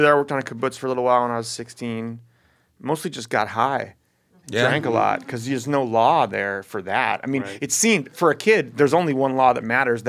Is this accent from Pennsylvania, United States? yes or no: no; Oakland, California, United States; also born or lived in Baltimore / Boston / Texas; Born on the East Coast, then Texas, and then Northern California, like San Francisco, Berkeley, Oakland. I grew up in Oakland and Berkeley.